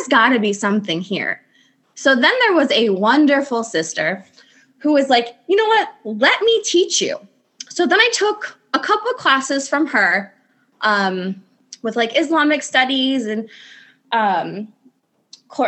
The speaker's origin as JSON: {"language": "English", "region": "Indiana", "country": "United States", "said": "I am 33 and I'm from Indiana."}